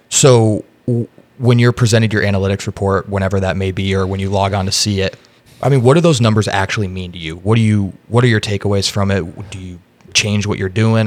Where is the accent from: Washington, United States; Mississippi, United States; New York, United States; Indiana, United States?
Indiana, United States; now in Austin, United States; I'm from Indiana, so Chicago is very close to me.